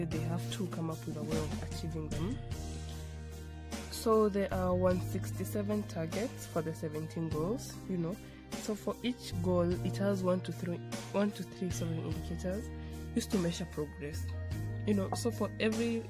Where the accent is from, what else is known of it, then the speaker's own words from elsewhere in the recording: Kenya; I'm from Kenya, the Jomo Kenyatta University of Agriculture and Technology